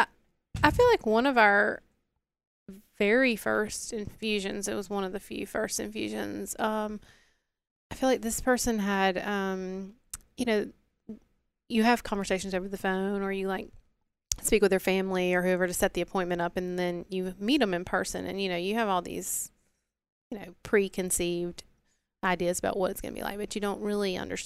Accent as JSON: {"language": "English", "region": "Mississippi", "country": "United States", "said": "I'm from the Delta."}